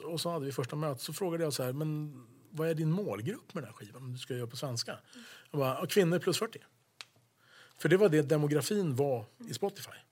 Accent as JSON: {"language": "Swedish", "country": "Sweden", "also_born_or_lived": "United States", "said": "jag var svensk"}